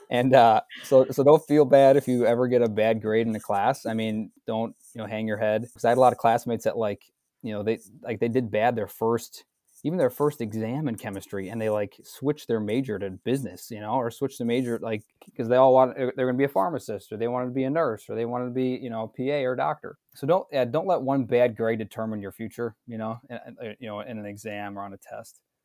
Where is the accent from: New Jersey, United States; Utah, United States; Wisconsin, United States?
Wisconsin, United States; suburb of Milwaukee; also born or lived in North Chicago, Illinois; I'm born and raised in Wisconsin, um, a, a suburb of Milwaukee, south of Milwaukee